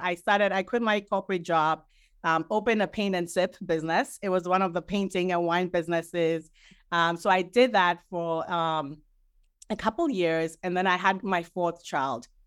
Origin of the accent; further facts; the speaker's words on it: Ghana; now in New Jersey, United States; currently living in New Jersey. I'm originally from Ghana.